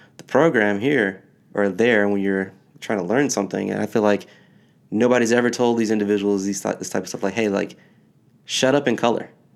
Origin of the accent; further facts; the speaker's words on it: Michigan, United States; now in New Jersey, United States; I grew up in Michigan